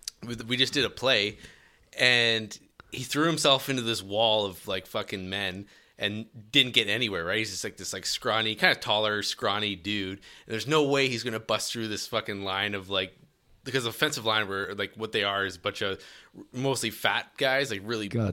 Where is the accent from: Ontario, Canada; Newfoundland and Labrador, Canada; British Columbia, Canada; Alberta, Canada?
Alberta, Canada; Edmonton; Here in Edmonton.